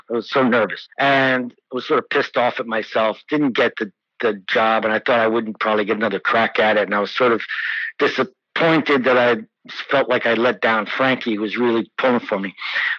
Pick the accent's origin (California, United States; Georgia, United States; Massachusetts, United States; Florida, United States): Massachusetts, United States; Cambridge; I wasn't raised, even though my mother's Italian, Southern Italian American, and my parents are New Yorkers. I was raised in Cambridge, totally outside of the whole Italian American cultural experience.